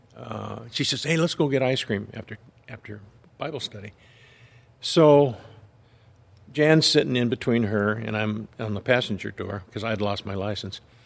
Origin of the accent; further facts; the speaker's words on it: Big Bear, California, United States; also born or lived in Lynwood, California / Downey, California; we lived in Linwood until I was five. Then, uh, my dad moved us to Big Bear